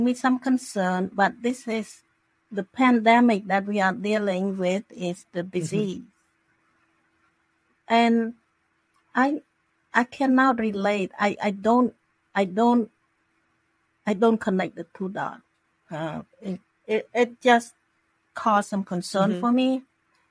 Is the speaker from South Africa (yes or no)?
no; Cambodia; now in Florida, United States; I'm from Cambodia